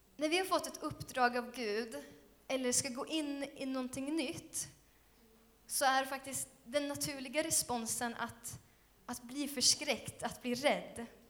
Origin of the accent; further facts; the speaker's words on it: Skövde, Västra Götaland, Sweden; Skövde är min hemstad också